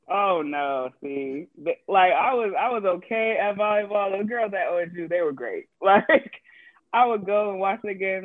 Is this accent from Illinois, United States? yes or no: no; Arizona, United States; moved away as an adult; also born or lived in Oregon; I'm from Arizona